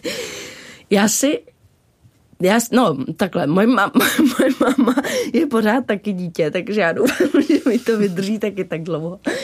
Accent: Dobřichovice, Central Bohemian Region, Czechia; also born or lived in New York; Já jsem vyrůstala od tří v Dobřichovicích, což je kousek od Prahy

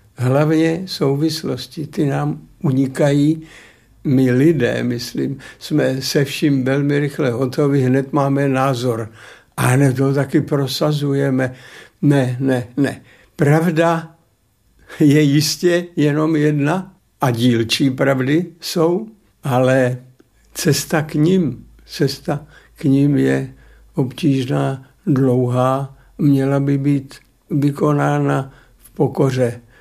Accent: Opočno, Hradec Králové Region, Czechia; moved away; jsem už jako kluk už jako student v Opočně mezi ochotníky zalezl

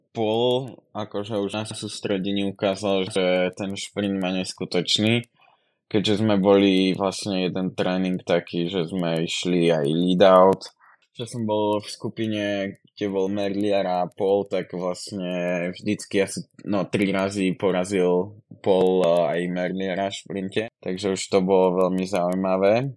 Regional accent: Kysuce, Žilina Region, Slovakia; moved away as an adult; now in Žiar, Slovakia; pochádzam z Kysic, ale už tam nebývam, už bývam v Žiari

